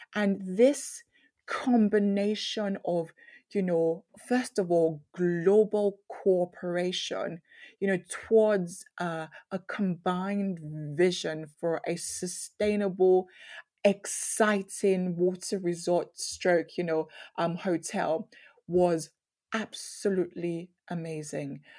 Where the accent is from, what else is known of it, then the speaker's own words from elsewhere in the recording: Nigeria; I grew up in Nigeria